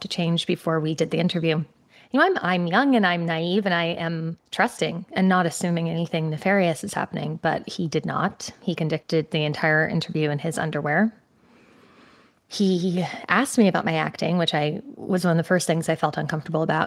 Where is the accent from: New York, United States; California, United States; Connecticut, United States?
Connecticut, United States; moved away; So I grew up in Connecticut.